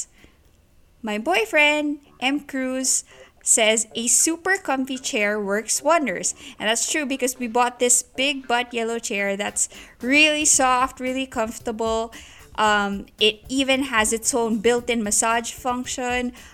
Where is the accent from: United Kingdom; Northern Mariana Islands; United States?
Northern Mariana Islands; Saipan; I grew up in Saipan, which is this really quaint island in the Pacific